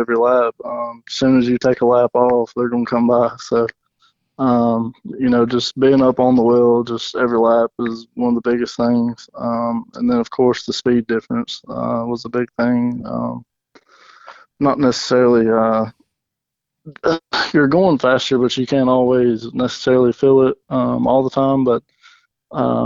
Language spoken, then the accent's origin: English; Commerce, Georgia, United States; I'm from Commerce, Georgia, which is about 20 minutes north of Athens